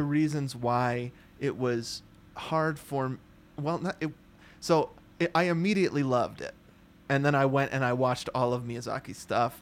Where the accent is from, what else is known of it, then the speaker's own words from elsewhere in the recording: United States; I'm an American guy